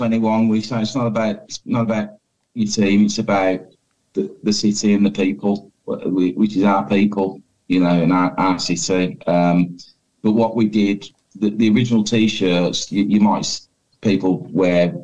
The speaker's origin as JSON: {"language": "English", "town": "Birmingham", "region": "West Midlands", "country": "United Kingdom", "said": "I've been lucky to travel the world with work, but I experienced the world in my own city"}